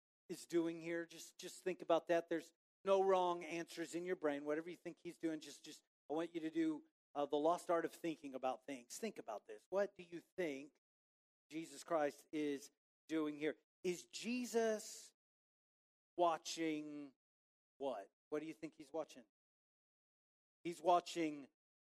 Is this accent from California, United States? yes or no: no; Waco, Texas, United States; moved away; also born or lived in Highland Park; growing up in Waco